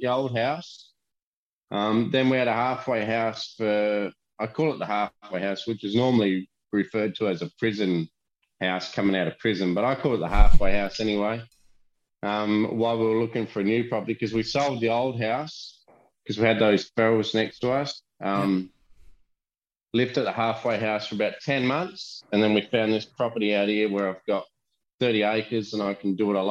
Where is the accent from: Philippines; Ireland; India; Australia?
Australia